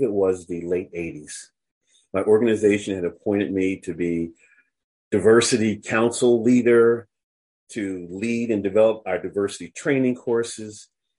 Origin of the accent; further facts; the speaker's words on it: United States; I'm very aware that I'm an American.